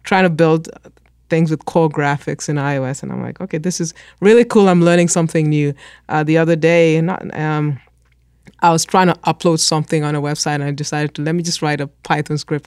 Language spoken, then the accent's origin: English; Kenya; moved away; I grew up in Kenya